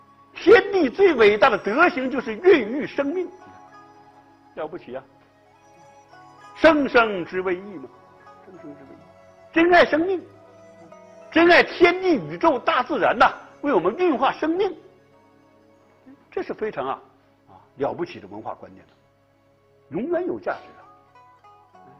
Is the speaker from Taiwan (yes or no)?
no; China; 在我们中国人看来，哎，天也有心，天的心是什么？天的心就是人，啊，天也充满一颗大爱之心，哎，这是中国人的看法。